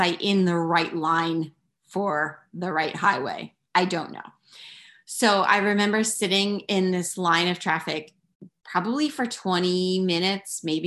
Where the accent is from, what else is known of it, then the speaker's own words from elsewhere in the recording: Philadelphia, Pennsylvania, United States; moved away as an adult; now in Pennsylvania, United States; I grew up outside Philly